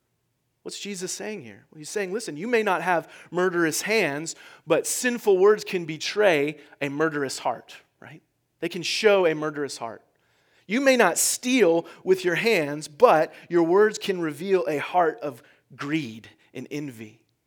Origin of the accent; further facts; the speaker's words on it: California, United States; I'm originally from California, and it seems like every time you turn on the TV, the whole state is on fire, right?